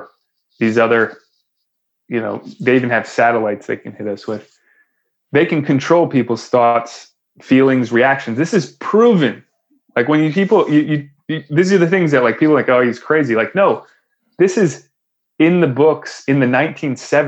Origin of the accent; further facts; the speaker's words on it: Connecticut, United States; I grew up in Connecticut